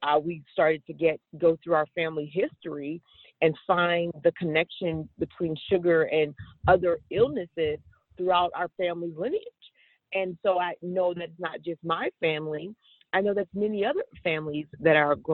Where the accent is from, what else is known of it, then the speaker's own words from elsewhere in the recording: Washington, District of Columbia, United States; growing up in Washington, D.C. I grew up in what would have been considered a red line community